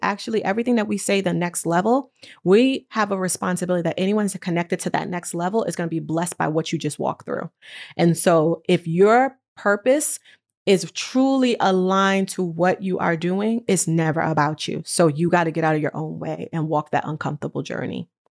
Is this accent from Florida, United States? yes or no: no; New York, United States; moved away as an adult; now in California, United States; I'm from New York, and I decided that I needed a different pace of life. And I moved to California